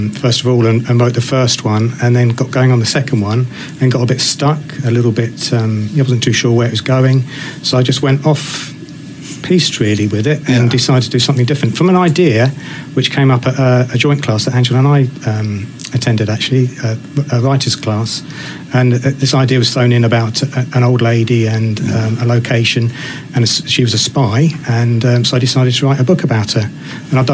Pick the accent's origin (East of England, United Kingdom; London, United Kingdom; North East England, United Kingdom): East of England, United Kingdom; Colchester; born and bred in Colchester